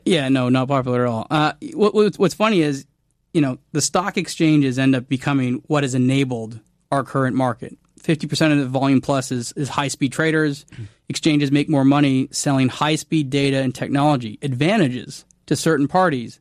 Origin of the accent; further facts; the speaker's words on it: Canada; I'm Canadian